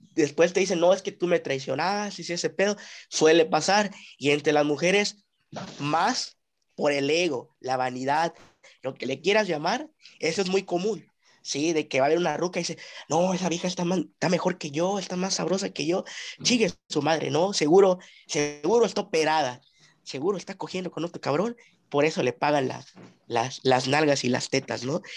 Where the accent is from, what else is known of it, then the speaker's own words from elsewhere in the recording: Mexico; nosotros como mexicanos